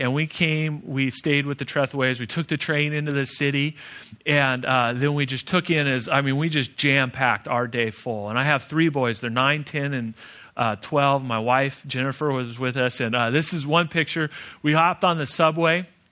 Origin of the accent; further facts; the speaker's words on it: Phoenix, Arizona, United States; I'm from Phoenix